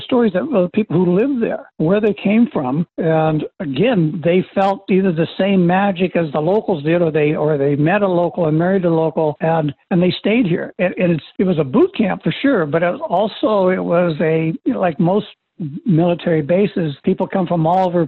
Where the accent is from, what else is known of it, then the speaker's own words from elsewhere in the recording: Port Townsend, Washington, United States; The Fort Worden, for me growing up, it was so much a neighborhood. I mean, it's its own, you know, I grew up on Taylor Street right behind Aldrich